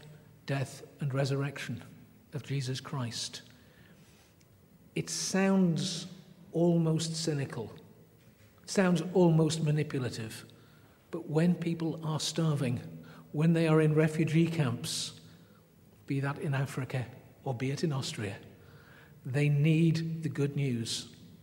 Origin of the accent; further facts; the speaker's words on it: England, United Kingdom; I'm English